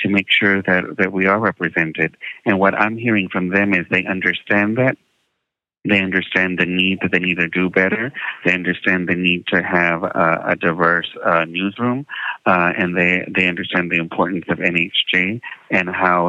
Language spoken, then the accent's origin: English; San Antonio, Texas, United States; moved away; also born or lived in Minneapolis / Washington, D.C.; growing up in San Antonio, my parents didn't teach us Spanish